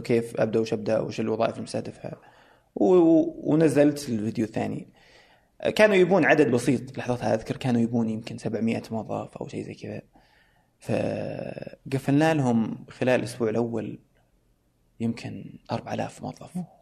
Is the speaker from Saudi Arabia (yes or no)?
yes; Saudi Arabia; انا سعودي